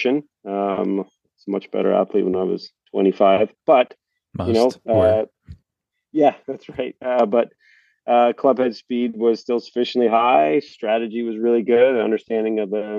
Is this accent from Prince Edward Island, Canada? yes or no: yes; Prince Edward Island, Canada; growing up in Prince Edward Island in Canada